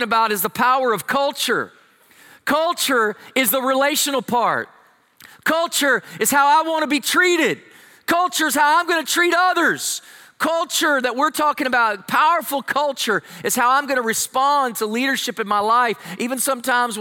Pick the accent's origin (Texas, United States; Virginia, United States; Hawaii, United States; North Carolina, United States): Texas, United States; I'm from Texas